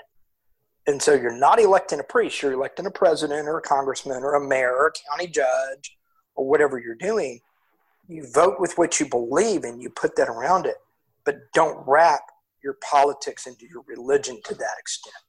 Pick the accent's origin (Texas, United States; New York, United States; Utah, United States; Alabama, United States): Texas, United States; I'm from Texas